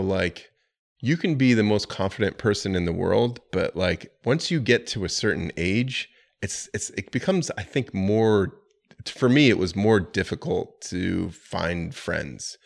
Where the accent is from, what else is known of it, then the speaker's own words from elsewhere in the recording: Florida, United States; also born or lived in New York City; now in Charlotte, United States; I'm from Florida, and I didn't enjoy having ninety degree weather year round